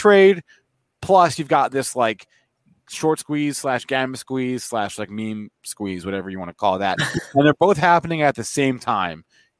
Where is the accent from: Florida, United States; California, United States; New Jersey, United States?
New Jersey, United States; East Brunswick; You and I are actually from the same neck of the woods down in Central Jersey. So good to talk to. I'm from East Brunswick.